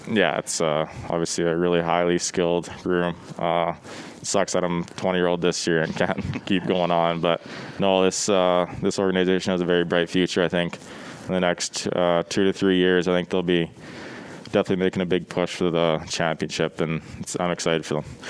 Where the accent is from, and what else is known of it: Brandon, Manitoba, Canada; born or raised there